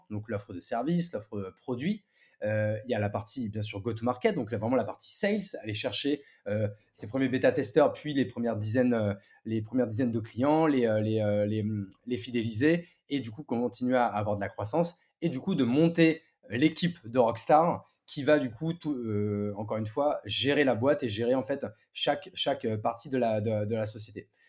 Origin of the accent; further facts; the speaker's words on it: Marne, Champagne-Ardenne, Grand Est, France; moved away as an adult; also born or lived in Paris; now in Bordeaux, France; je suis parisien de, de, naissance même si j'ai vécu grande partie de mon adolescence même jusqu'au bac à la campagne